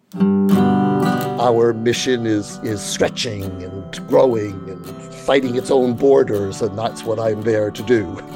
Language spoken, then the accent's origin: English; Toronto, Ontario, Canada; moved away as an adult; also born or lived in France / Stratford; now in Toronto, Canada; I was born in Toronto